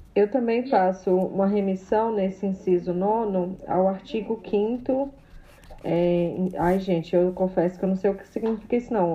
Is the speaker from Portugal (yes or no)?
no; Bahia, Brazil; now in São Paulo, Brazil; eu sou baiana, mas estou em São Paulo, mas aqui é Bahia.